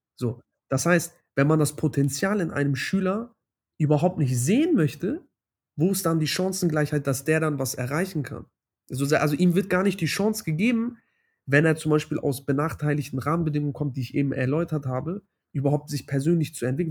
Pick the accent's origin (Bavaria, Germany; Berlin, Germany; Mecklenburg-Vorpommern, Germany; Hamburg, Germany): Hamburg, Germany; ich komme aus Hamburg. Ähm, ich bin in Hamburg geboren